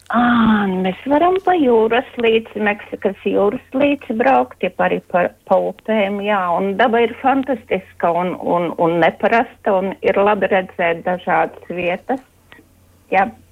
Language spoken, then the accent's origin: Latvian; Madona, Madona Municipality, Latvia; es no Madonas